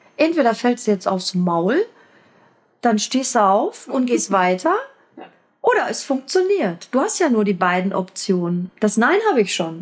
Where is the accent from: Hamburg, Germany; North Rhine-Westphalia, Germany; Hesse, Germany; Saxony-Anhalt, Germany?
North Rhine-Westphalia, Germany; Dortmund; also born or lived in Schwerte; Lütken Dortmund, wo ich aufgewachsen bin